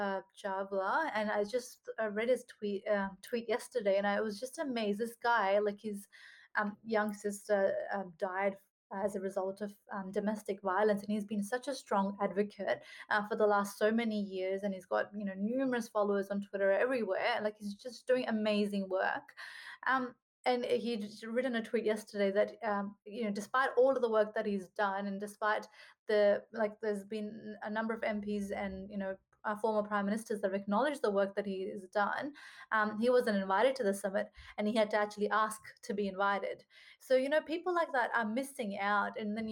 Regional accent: Australia; We are Australian, and it just feels really hard to say, you know, we're Australian, but then we're not treated the same as every Australian.

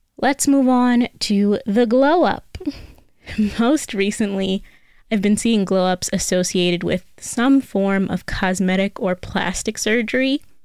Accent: United States; I am American

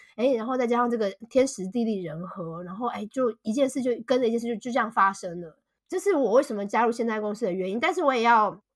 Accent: Taipei, Taiwan; moved away as an adult; also born or lived in Shanghai, China; now in United Kingdom; 我是土生土长的台北人，我从来没有住过台北以外的地方

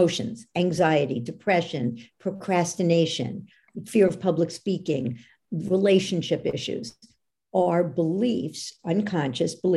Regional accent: New York, United States; I'm from New York

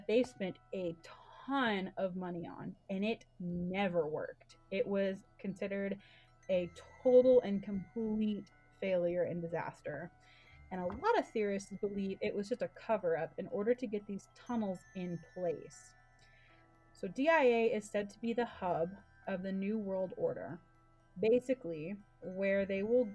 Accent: Dallas, Texas, United States; now in Colorado, United States; I'm from Dallas, but we live in Colorado

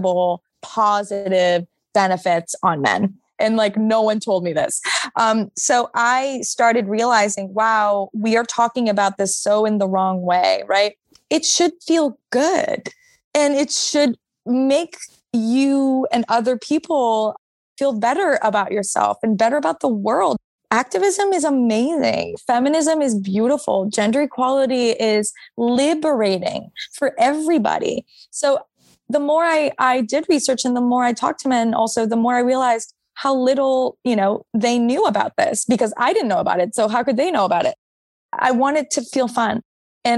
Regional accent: Montreal, Quebec, Canada; moved away as an adult; now in New York, United States; I'm from Montreal. But I've been living in New York for, almost 8 years.

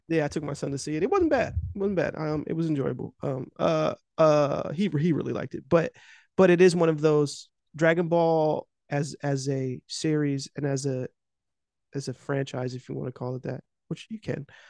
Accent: United States; I'm just from America

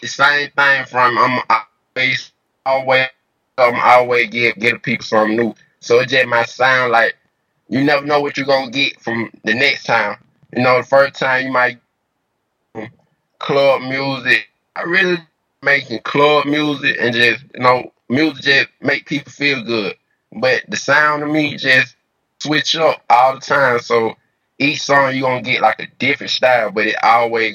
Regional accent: Atlanta, Georgia, United States; I'm from Atlanta, Georgia, born and raised. You know, from Lakewood, south side of Atlanta

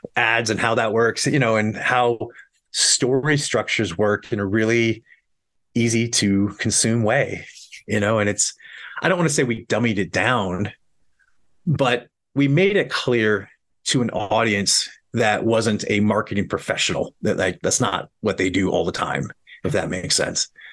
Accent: Montana, United States; moved away as an adult; also born or lived in New York City; I'm from Montana

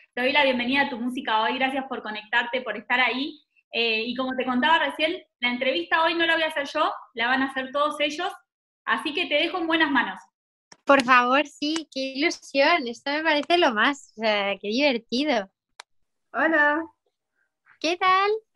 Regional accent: Chile; soy de Chile

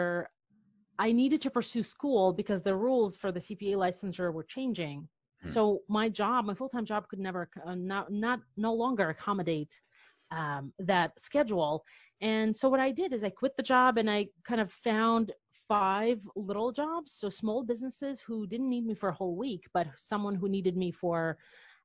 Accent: Belarus; moved away as an adult; also born or lived in New York City; now in United States; I'm from Belarus

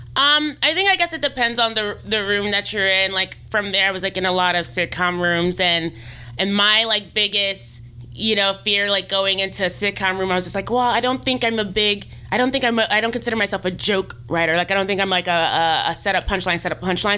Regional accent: New York, United States; moved away as an adult; now in Los Angeles, United States; I'm I'm from New York originally, and I came out here in 2013, fall of 2013

